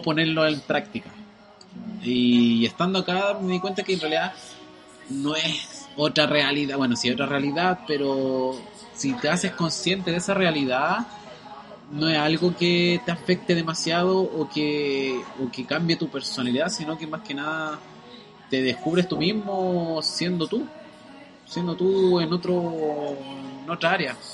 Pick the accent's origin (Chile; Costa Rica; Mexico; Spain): Chile; moved away as an adult; now in Auckland, New Zealand